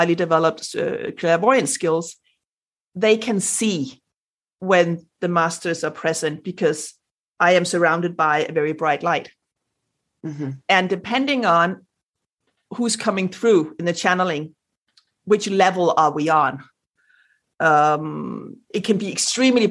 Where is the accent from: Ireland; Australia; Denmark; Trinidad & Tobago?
Denmark; first language Danish; English is a second language; since English is not my native language, like my first, I'm Danish